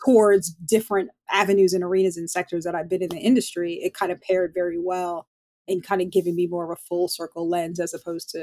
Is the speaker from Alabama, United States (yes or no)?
no; Montclair, New Jersey, United States; I grew up in Montclair, New Jersey, born and raised, I guess, Jersey girl